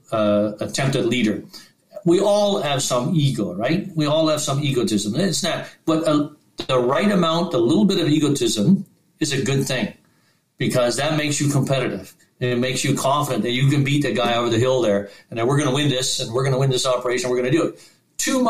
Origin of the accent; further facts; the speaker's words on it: Newfoundland and Labrador, Canada; I'm a Newfoundlander